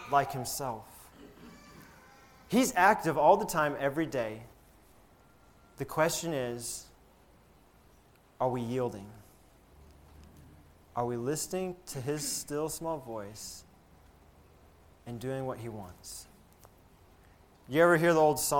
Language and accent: English; Alabama, United States; So growing up in Alabama, we love college football in Alabama